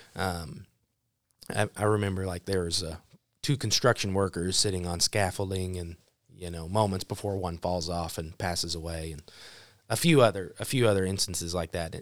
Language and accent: English; Broken Arrow, Oklahoma, United States; moved away; also born or lived in Neosho, Missouri; Broken Arrow, Oklahoma home, which is a suburb of Tulsa. Um, I was born there